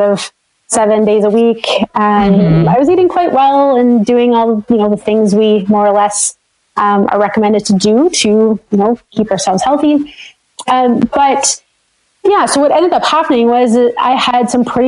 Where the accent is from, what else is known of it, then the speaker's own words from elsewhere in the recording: Sudbury, Ontario, Canada; moved away as an adult; also born or lived in Nova Scotia; now in Northern Ontario, Canada; I am from Northern Ontario. I'm from a city called Sudbury